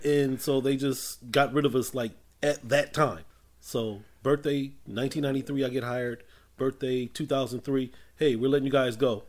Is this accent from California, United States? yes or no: yes; Inglewood, California, United States; also born or lived in South Central Los Angeles / Hawthorne; Well, I am from Inglewood. More or less, that's where I grew up for the most part. Lifelong Los Angelino